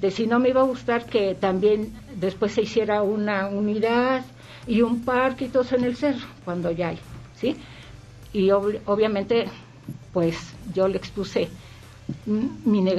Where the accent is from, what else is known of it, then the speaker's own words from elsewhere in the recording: San Pedro Zacatenco, Mexico City, Mexico; Igual saludo a, a mi pueblo San Pedro Zacatenco tan querido.